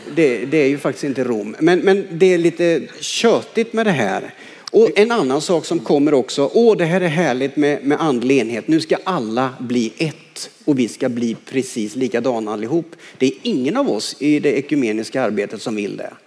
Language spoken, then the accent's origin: Swedish; Karlskoga, Örebro County, Sweden; när jag växte upp i Karlskoga